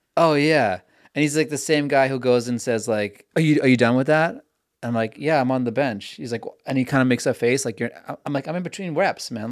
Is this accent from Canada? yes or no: yes; Vancouver, British Columbia, Canada; also born or lived in New York; now in Los Angeles, United States; I'm from Vancouver